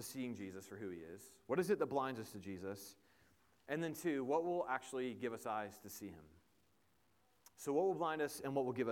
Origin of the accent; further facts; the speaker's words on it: Indiana, United States; I am from Indiana, and a Colts fan